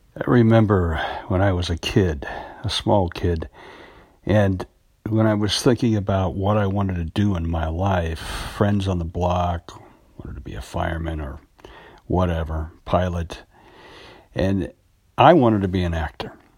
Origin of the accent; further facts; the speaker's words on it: United States; I'm an American actor